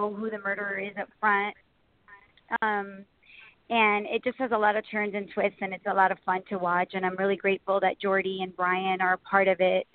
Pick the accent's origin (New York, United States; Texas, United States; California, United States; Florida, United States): Florida, United States; Miami; I grew up born and raised in Miami